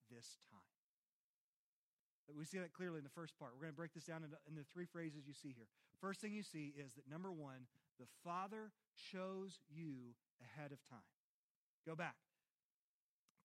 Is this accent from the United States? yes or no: yes; Christiansburg, Virginia, United States; I am Christiansburg, born and raised.